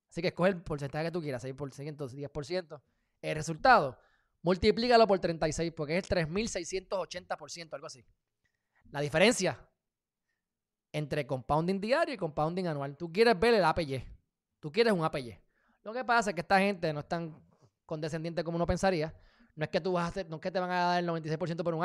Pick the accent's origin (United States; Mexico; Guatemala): United States; Porque soy de Estados Unidos.